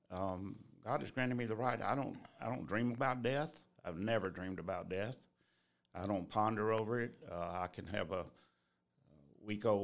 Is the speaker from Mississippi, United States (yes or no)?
no; Columbus, Georgia, United States; also born or lived in Blakely, Georgia; About 2 years old, we moved up to Columbus